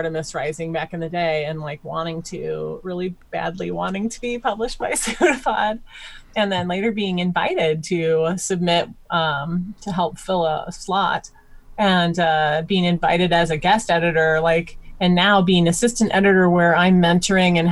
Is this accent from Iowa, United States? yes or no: yes; Iowa, United States; I'm from Iowa. I grew up on a Christmas tree farm